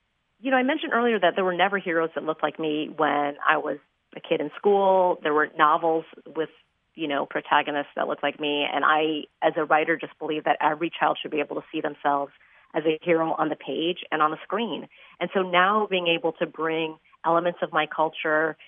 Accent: Chicago, Illinois, United States; my hometown

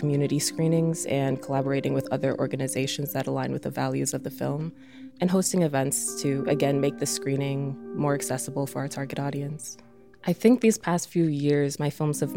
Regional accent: Oak Park, Illinois, United States; now in Chicago, United States; I grew up in Oak Park

